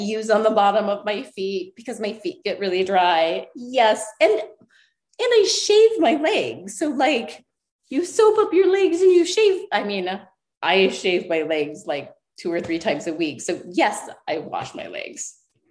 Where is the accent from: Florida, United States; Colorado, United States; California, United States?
Colorado, United States; I was born in Colorado. So like I'm a mountain girl